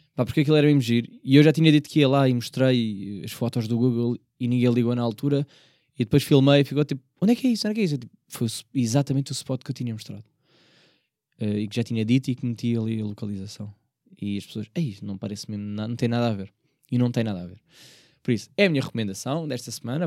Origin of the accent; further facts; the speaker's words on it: Portugal; embora eu seja da margem sul, eu não sou de Setúbal